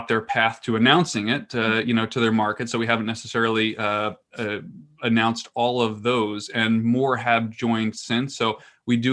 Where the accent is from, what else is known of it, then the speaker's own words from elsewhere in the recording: New Jersey, United States; here in my home state of New Jersey